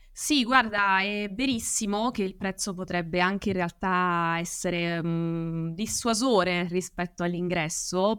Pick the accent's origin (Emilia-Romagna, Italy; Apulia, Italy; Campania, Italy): Apulia, Italy; moved away as an adult; now in Rome, Italy; io sono pugliese, mi sono trasferita a Roma poi per l'università